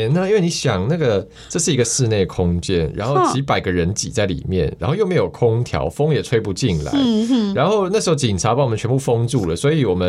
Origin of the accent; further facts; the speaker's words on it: Taiwan; also born or lived in United States; 但是我但是我出生一个月以后，就是就是可以出医院之后，我我妈其实就带我回台湾了。哦，对我妈那时候也是留学生，然后她就中断了，她就是回台湾养带我养我这样。